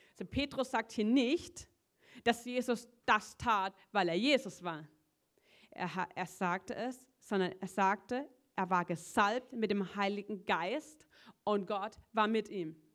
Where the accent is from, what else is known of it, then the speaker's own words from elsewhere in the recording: Schuttern, Baden-Württemberg, Germany; ich, ich komme aus Schuttern, so einem Dorf, wo keiner kennt.